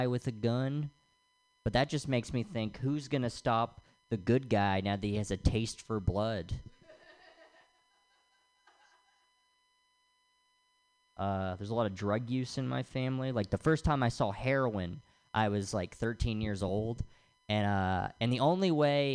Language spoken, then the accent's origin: English; Tennessee, United States; now in Los Angeles, United States; I'm from the South, from Tennessee